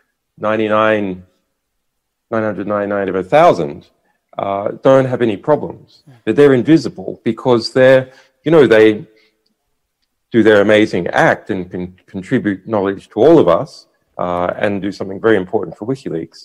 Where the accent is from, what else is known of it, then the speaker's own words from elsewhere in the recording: Australia; moved away; I am an Australian. Yeah. I'm culturally an Australian, sure. And my relatives are Australian